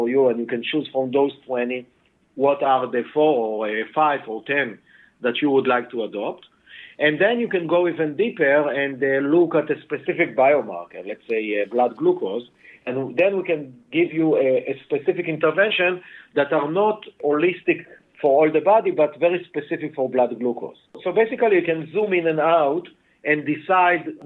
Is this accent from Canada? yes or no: no; Israel; English is a second language; moved away as an adult; now in Boston, United States; you can hear from my accent that I'm not a Native American. I actually was born and raised in Israel